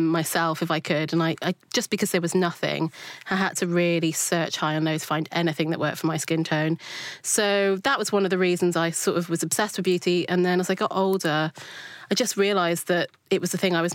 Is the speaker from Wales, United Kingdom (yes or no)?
yes; South Wales, United Kingdom; I grew up in South Wales